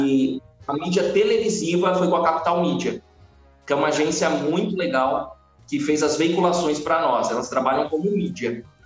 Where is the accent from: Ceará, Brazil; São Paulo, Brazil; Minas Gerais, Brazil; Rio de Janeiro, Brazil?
São Paulo, Brazil; São Bernardo do Campo; moved away as an adult; eu sou de São Bernardo do Campo